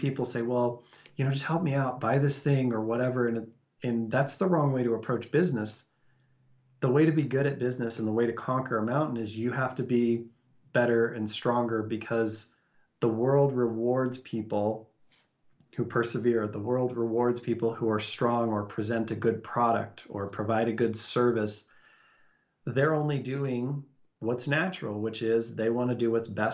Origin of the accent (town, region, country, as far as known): Salt Lake City, Utah, United States; born or raised there